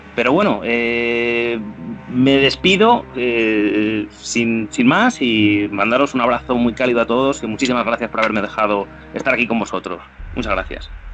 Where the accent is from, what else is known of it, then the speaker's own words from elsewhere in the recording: Salamanca, Castile and León, Spain; yo soy de Salamanca